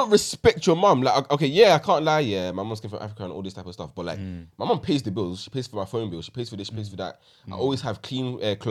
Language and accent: English; Southend-on-Sea, East of England, United Kingdom; Like, where we're from in Southend.